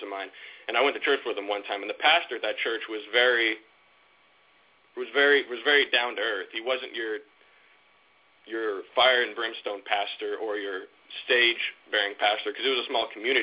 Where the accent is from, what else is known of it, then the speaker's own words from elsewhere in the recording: Alabama, United States; I'm from Alabama here. Growing up, I lived in a Christian household.